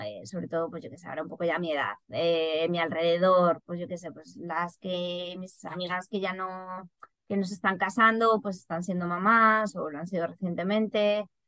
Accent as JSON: {"language": "Spanish", "town": "Madrid", "region": "Community of Madrid", "country": "Spain", "moved": "as an adult", "lives_now": "Ireland", "said": "siendo madrileña"}